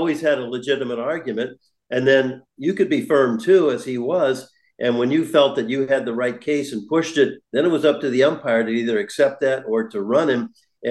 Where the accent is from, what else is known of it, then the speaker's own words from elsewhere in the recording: San Francisco, California, United States; moved away as an adult; now in Toronto, Canada; I'm a California boy from San Francisco